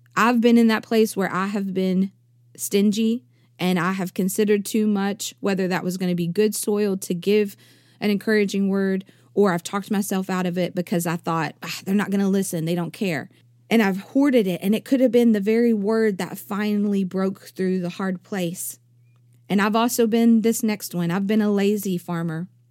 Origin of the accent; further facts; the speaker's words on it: East Texas, United States; I come from East Texas